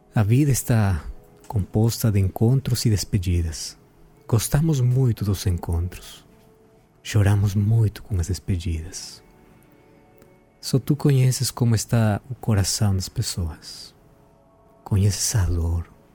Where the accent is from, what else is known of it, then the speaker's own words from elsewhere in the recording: Peru; Portuguese is a second language; now in Brazil; eu sou peruano